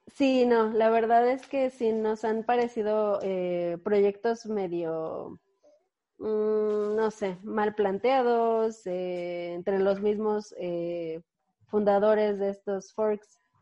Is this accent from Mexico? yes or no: yes; Mexico; en la Ciudad de México sí somos muchos eh, mexicanos, mexicanos eh, involucrados en, cripto